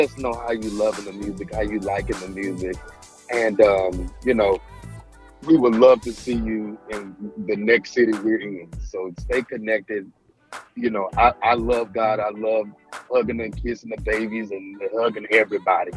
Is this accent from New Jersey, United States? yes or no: no; Indianapolis, Indiana, United States; moved away as an adult; now in Houston, United States; I'm originally from Indianapolis, of course, and I moved to Houston, Texas about uh, a year and a half ago